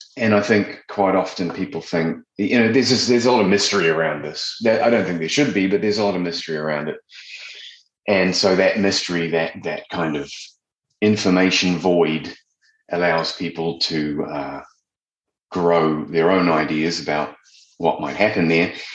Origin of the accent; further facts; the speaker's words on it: New Zealand; moved away; also born or lived in London; I'm originally from New Zealand and I left and I went and lived in London, like a lot of us